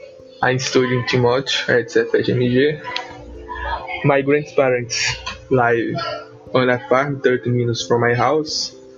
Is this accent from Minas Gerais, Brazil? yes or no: yes; Ipatinga, Minas Gerais, Brazil; English is a second language; I am 18 years old. I'm from Ipatingen and live in Bonitinho neighborhood. I live with my mom and my 9-year-old sister.